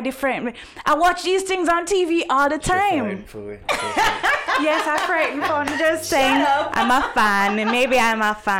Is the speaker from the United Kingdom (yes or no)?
no; Jamaica; accent: Jamaican; my Jamaican accent.